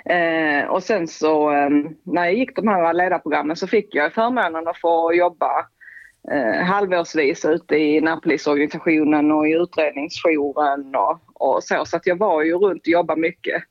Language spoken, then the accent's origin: Swedish; Sweden; vi kanske som svenskar är lite annorlunda